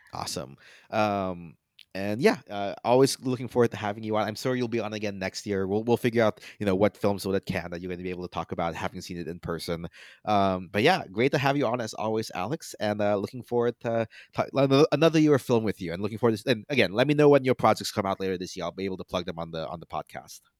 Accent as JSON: {"language": "English", "country": "Philippines", "said": "as a Filipino"}